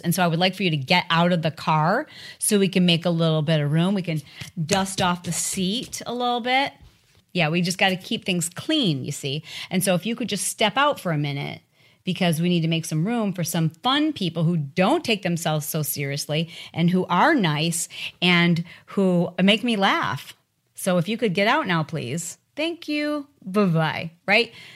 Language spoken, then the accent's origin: English; Michigan, United States; I'm from Michigan